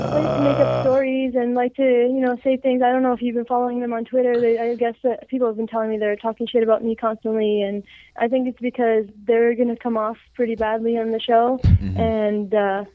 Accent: Canada; I'm Canadian.

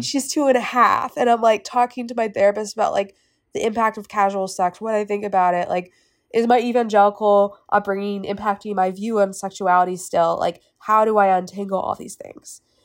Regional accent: Winston-Salem, North Carolina, United States; also born or lived in Raleigh; I grew up in Winston Salem my whole life, and then after my freshman year, I moved to Raleigh

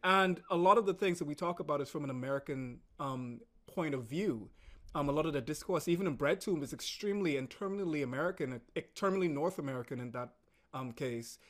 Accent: Bahamas; moved away as an adult; also born or lived in United States; growing up in the Caribbean, we're very socially conservative

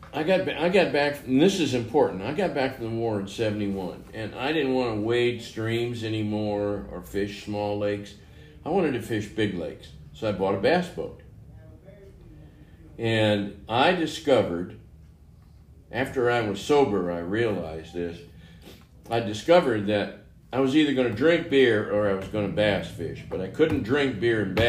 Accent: St. Louis, Missouri, United States; moved away; also born or lived in Nevada / Saudi Arabia; I was born in St. Louis, Missouri

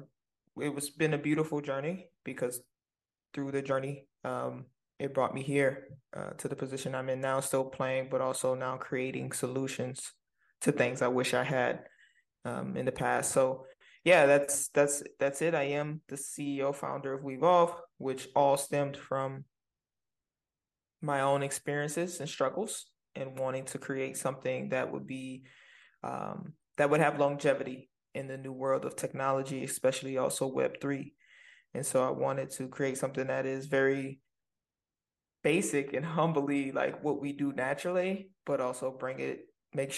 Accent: New Orleans, Louisiana, United States; moved away as an adult; born and raised in New Orleans

